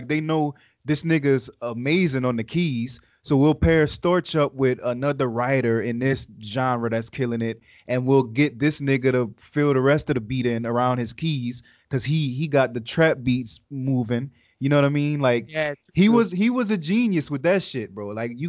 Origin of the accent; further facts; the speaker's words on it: the South, United States; I don't know if I'm whack for saying this, but I guess because I'm from the South, but I'm going to say …